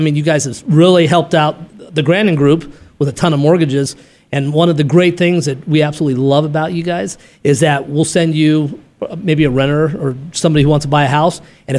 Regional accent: Arizona, United States; she, like myself, is a true Arizona native.

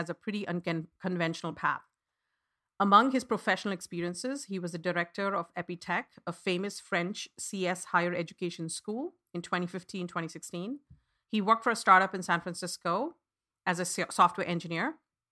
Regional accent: India; I was born and raised in India

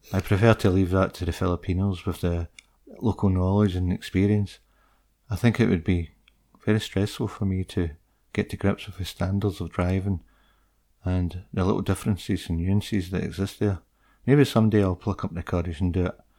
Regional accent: United Kingdom; I'm from the U K.

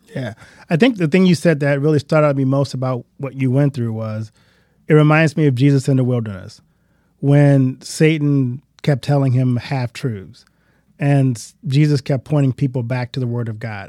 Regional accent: Louisiana, United States; I grew up in Louisiana

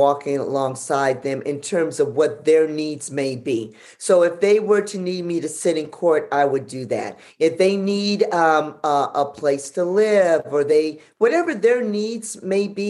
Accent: Los Angeles, California, United States; I'm from South Central

